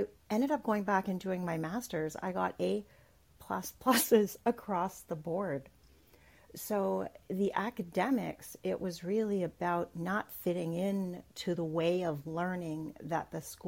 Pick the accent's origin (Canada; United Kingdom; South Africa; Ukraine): Canada; I'm Canadian.